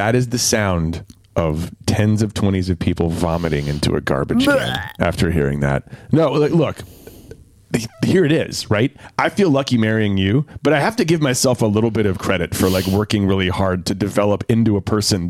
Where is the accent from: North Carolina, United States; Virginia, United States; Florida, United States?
North Carolina, United States; Durham; when I grew up in Durham.